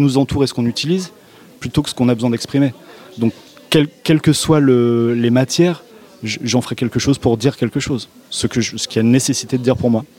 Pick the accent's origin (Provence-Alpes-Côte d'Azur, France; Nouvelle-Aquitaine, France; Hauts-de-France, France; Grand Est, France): Nouvelle-Aquitaine, France; Périgord Noir, near Sarlat; je suis du Périgord Noir, donc de Sarlat, en Périgord Noir, proche de Sarlat